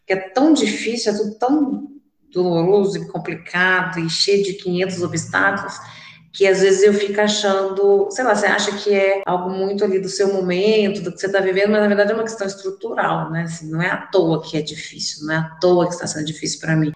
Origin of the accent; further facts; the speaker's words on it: Divinópolis, Minas Gerais, Brazil; eu sou nascida e criada aqui em Divinópolis